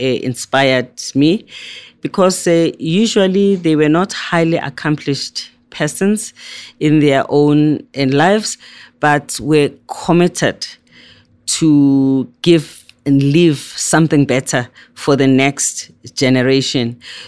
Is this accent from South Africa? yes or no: yes; South Africa; we had lots of political prisoners in South Africa. We had lots of people that were in exile.